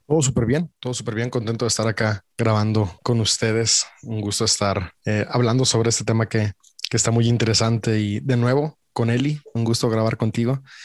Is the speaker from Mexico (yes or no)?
yes; Mexico; Yo soy mexicano. yo nací en México